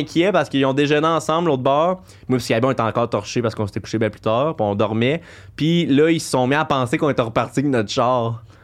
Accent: Coaticook, Quebec, Canada; je viens de Kwaticook, un coin très chasseur

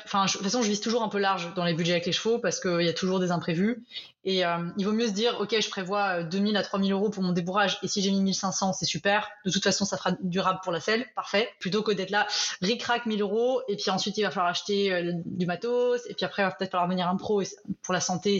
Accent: France; moved away as an adult; now in Belgium; je suis française, mais expatriée en Belgique depuis une dizaine d'années

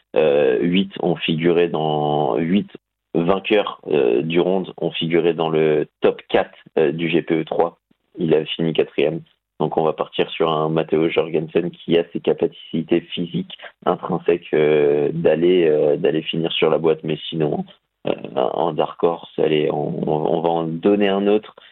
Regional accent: France; je suis français

